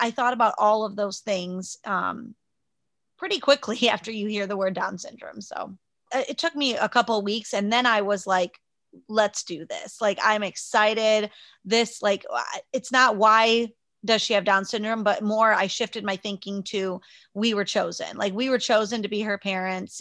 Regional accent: Liberty Center, United States; I grew up in Liberty Center, Uh, I moved, we moved there when I was five, so right before I started kindergarten

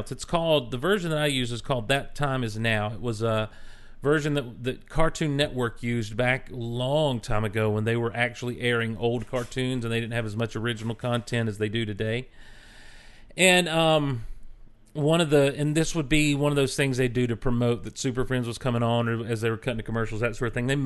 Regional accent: Marietta, Ohio, United States; A local shop opened up in my hometown in Marietta, Ohio back in 2005, and I started reading comics with my son

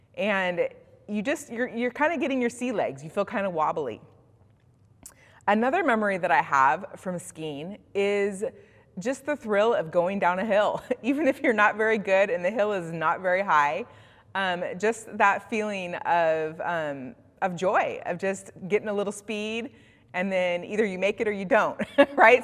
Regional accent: Bend, Oregon, United States; moved away; I was raised in Central Oregon, in Bend specifically.

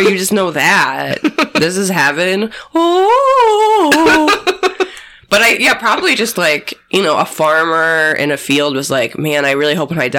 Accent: Wheaton, Illinois, United States; In my hometown of Wheaton, Illinois

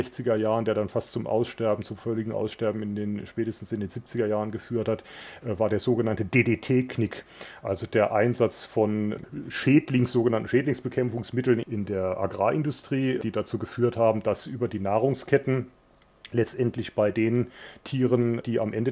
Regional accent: Germany; dann bin ich in der, in der Gegend in Deutschland aufgewachsen

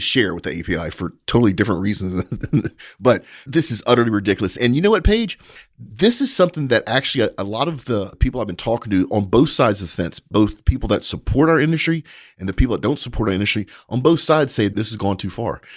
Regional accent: United States; as an American

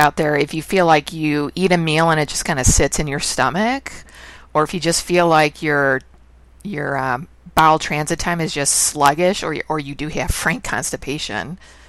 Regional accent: Midwest, United States; I was born and raised in the Midwest, and I've never heard of anybody eating dandelion greens.

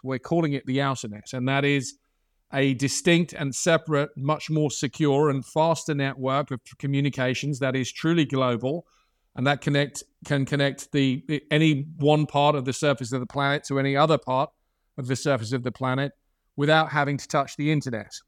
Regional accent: Ireland; I'm Irish.

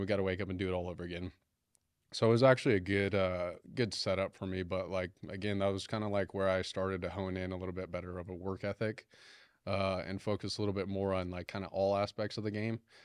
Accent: Farmington, United States; growing up in Farmington

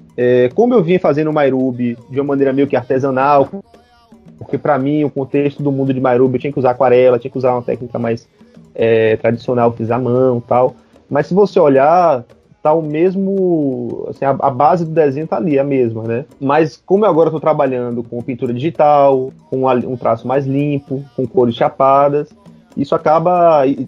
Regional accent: Brazil; also born or lived in Bahia; Como brasileiros, como latino-americanos

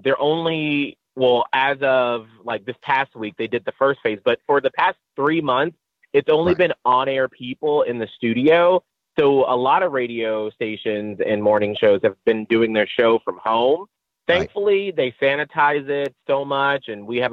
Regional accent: Atlanta, Georgia, United States; moved away; also born or lived in St. Petersburg, Florida; I'm from Atlanta, Georgia.

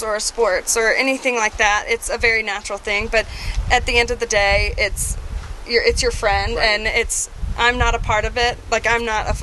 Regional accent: the South, United States; we're both from the South. Like we're both from the same state

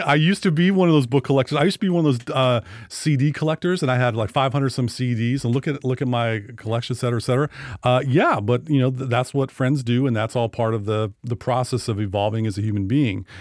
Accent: Sequim, Washington, United States; my hometown

